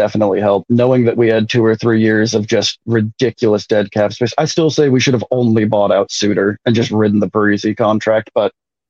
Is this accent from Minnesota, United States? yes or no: yes; New Market, Minnesota, United States; moved away; also born or lived in Atlanta; I grew up in Minnesota. I grew up about half an hour north of the Twin Cities in a little nothing town called New Market